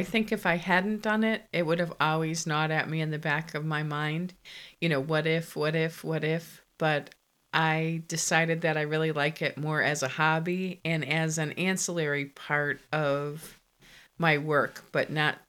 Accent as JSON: {"language": "English", "region": "Connecticut", "country": "United States", "tie": "born or raised there", "moved": "yes", "lives_now": "Virginia, United States", "said": "I was born in Connecticut and I was the baby of four children."}